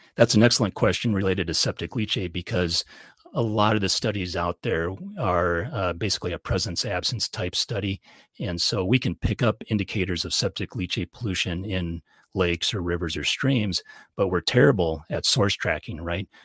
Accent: Iowa, United States; moved away as an adult; now in Montana, United States; I'm originally a, a flatlander from Iowa, and so I was born and raised

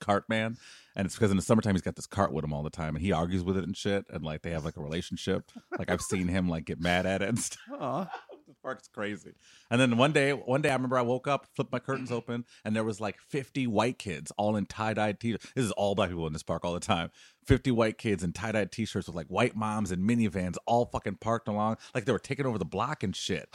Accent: Detroit, Michigan, United States; moved away; I grew up in Detroit. I moved away from Detroit in the 80s and 90s. That's where I grew up.

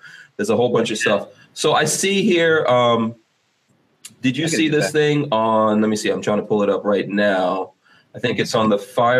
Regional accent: Guyana; I know, like, for example, I'm from Guyana, and in Guyana, I actually have relatives in Guyana that have committed suicide

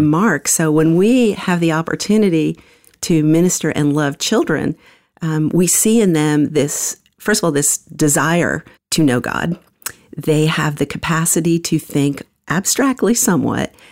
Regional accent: New York, United States; moved away as an adult; now in Atlanta, United States; I was born in the Bronx, New York. Um, grew up in a couple of different parts of New York, including Manhattan, Queens

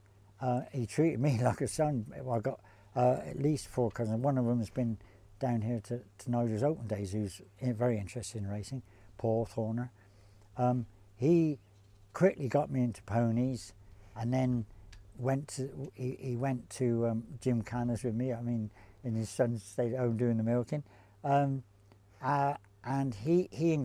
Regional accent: Wells, South West England, United Kingdom; I was born in Wales, Somerset.

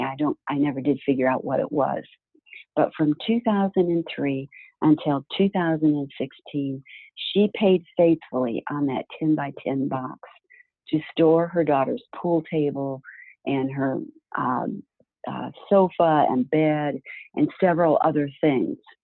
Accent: Florida, United States; I was from Florida

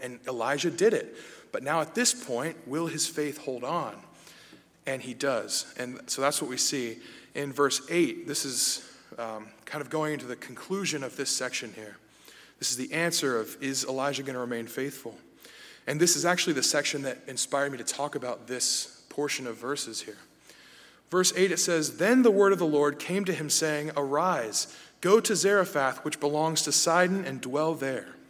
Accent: United States; me as an American

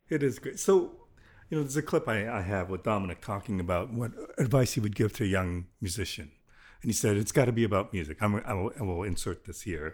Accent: Toronto, Ontario, Canada; I grew up in Willowdale

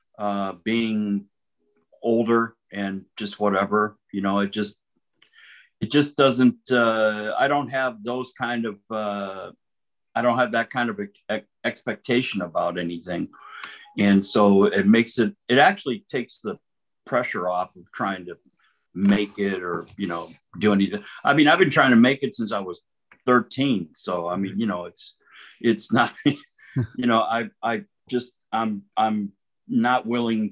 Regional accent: Southern California, United States; now in Minneapolis, United States; I grew up in Southern California

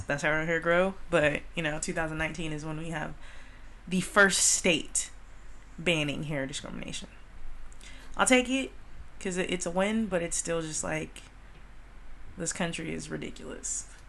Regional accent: California, United States; we are from California

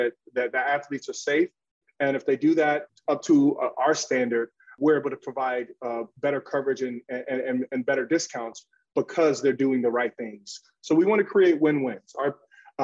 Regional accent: Chicago, Illinois, United States; I'm originally from the South Side of Chicago

